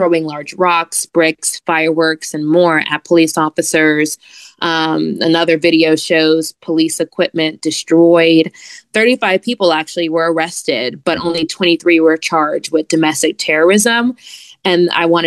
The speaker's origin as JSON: {"language": "English", "town": "Atlanta", "region": "Georgia", "country": "United States", "tie": "born or raised there", "said": "Atlanta is my hometown"}